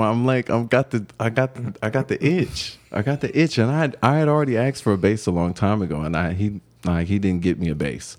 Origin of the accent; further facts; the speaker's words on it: Cleveland, Ohio, United States; moved away as an adult; now in Denver, United States; growing up in Cleveland